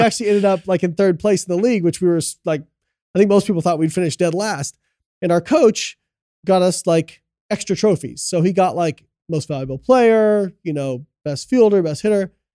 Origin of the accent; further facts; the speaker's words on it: Midwest, United States; Well, we're both from Midwest, you know what I mean?